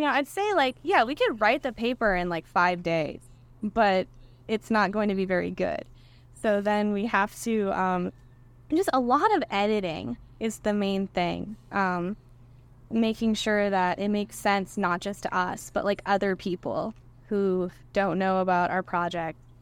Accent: Tyngsborough, Massachusetts, United States; moved away as an adult; I grew up in Tingsboro, Massachusetts

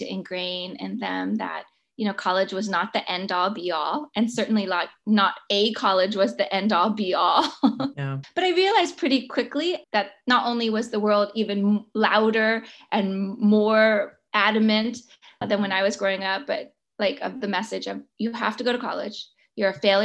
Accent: San Francisco, California, United States; I grew up in San Francisco

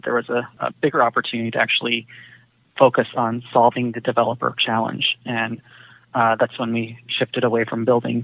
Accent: Silicon Valley, California, United States; I grew up in the Silicon Valley

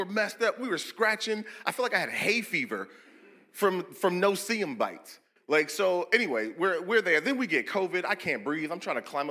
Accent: Seattle, Washington, United States; We're from Seattle

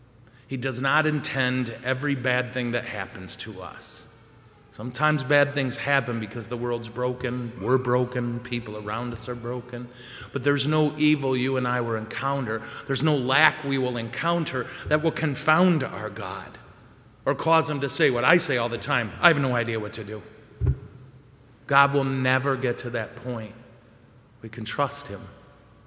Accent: Montrose, Colorado, United States; if I do the math right, and I'm from Montrose, so it's suspect

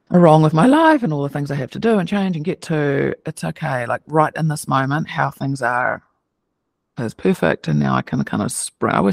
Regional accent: New Zealand; It's fun when I go home. I can hear my accent now, so you could maybe maybe meet a New Zealander, and then I can just when I can hear their accent, it makes me feel like home.

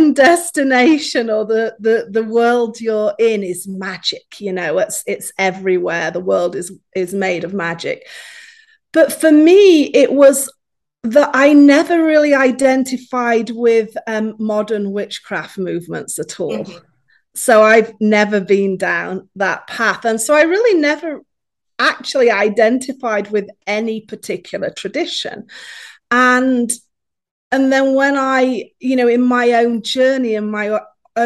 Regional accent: Yorkshire and the Humber, United Kingdom; also born or lived in Appalachian Mountains, United States; now in United States; I was born in Yorkshire in England, and I now live in America in the Appalachian Mountains.

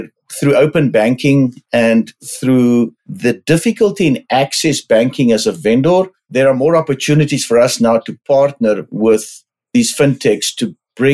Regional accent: South Africa; moved away as an adult; also born or lived in London, United Kingdom / Buenos Aires, Argentina; now in United States; I am South African, grew up in the farm country of South Africa

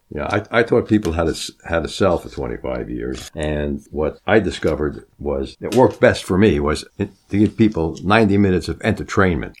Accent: Long Island, New York, United States; I grew up on Long Island

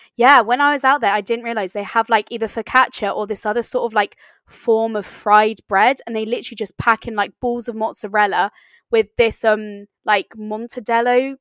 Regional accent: East Sussex, South East England, United Kingdom; my hometown in East Sussex

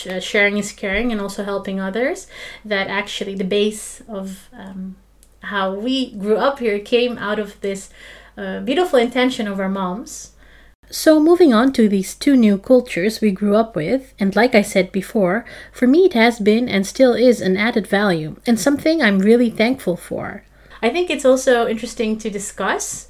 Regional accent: Amsterdam, North Holland, Netherlands; I have my home where I grow up here in Amsterdam, which is really my home.

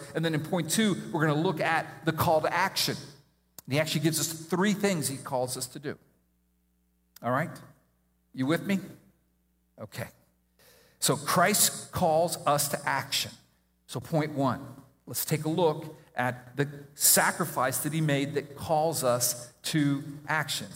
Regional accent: Miami, Florida, United States; I grew up in Miami

